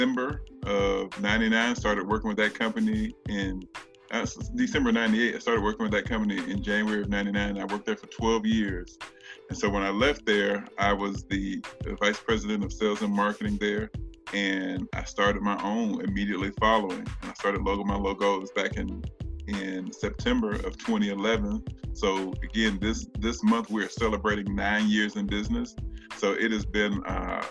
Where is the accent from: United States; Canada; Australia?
United States; Pensacola, Florida; moved away as an adult; now in Nashville, United States; I'm originally from Pensacola, Florida, born and raised. I've been in Nashville for a little over 20 plus years